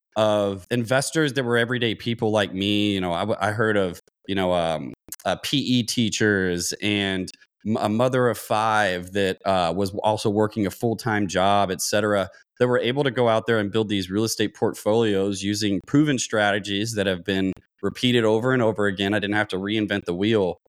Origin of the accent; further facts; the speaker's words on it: Louisville, Kentucky, United States; moved away as an adult; now in San Diego, United States; I grew up in Louisville, Kentucky, joined the Navy while I was in college, uh, came out to San Diego, California